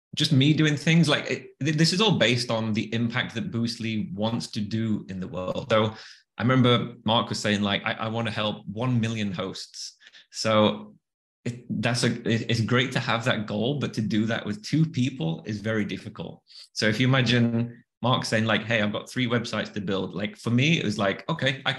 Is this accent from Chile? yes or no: no; the north of England, United Kingdom; accent: Northern; moved away; also born or lived in Bali; another Northern accent